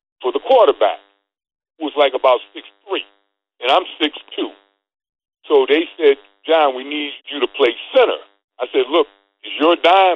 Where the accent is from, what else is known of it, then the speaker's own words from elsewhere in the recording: Hartford, Connecticut, United States; moved away as an adult; I was from Hartford, Connecticut.